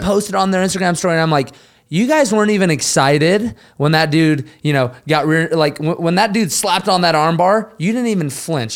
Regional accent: Utah, United States; now in the Carolinas, United States; we're all from Utah

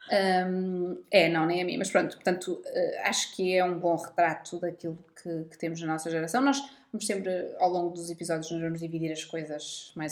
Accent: Centro, Portugal; Porque eu sou do centro

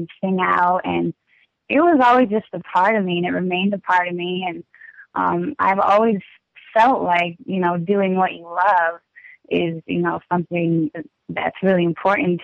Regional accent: Bridgeport, Connecticut, United States; I'm from Bridgeport, Connecticut right now

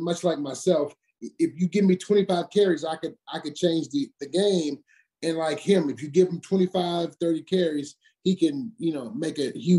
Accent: Detroit, Michigan, United States; born or raised there

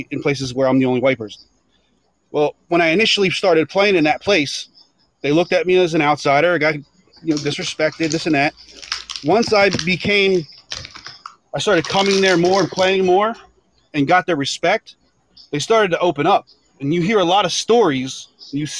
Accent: New Jersey, United States; people are racist against people from Jersey. I got an accent.

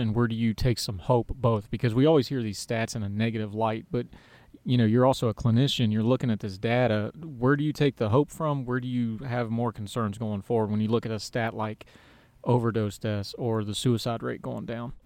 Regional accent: West Virginia, United States; my home state of West Virginia

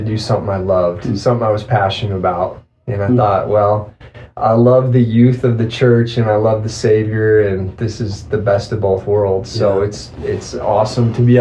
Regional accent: Teton Valley, East Idaho, United States; I was raised in East Idaho, over in the farm fields of East Idaho, over in the Teton Valley area

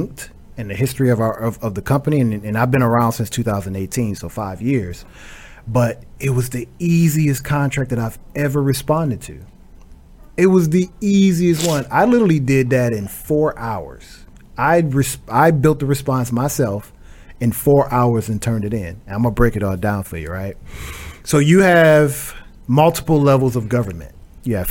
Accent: Flint, Michigan, United States; moved away; also born or lived in Fort Bragg, North Carolina / Atlanta, Georgia; I hail from Flint, Michigan

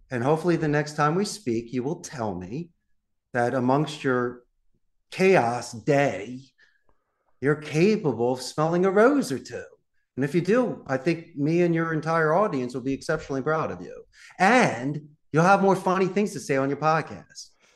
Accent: Philadelphia, Pennsylvania, United States; accent: Philadelphia; moved away as an adult; from Northeast Philadelphia

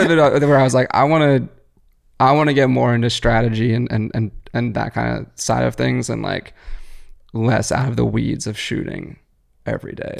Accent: Philadelphia, Pennsylvania, United States; growing up in Philly

